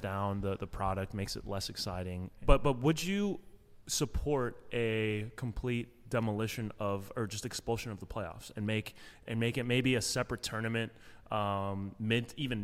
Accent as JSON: {"language": "English", "country": "United States", "said": "I'm American"}